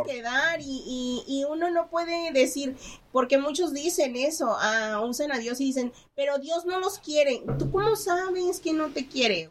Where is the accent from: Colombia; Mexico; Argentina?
Mexico; yo soy mexicana